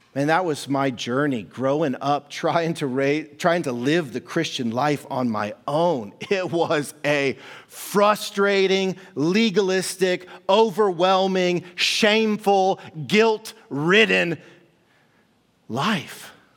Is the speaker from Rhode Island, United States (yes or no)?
no; Kansas City, Missouri, United States; moved away; I was born and raised in Kansas City, Missouri